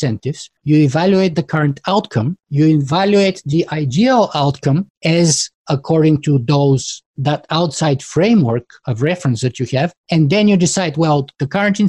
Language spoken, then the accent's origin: English; Bulgaria; now in Canada; I was born in Bulgaria and grew up behind the Iron Curtain during the Cold War. And I was 13 years old when the wall collapsed.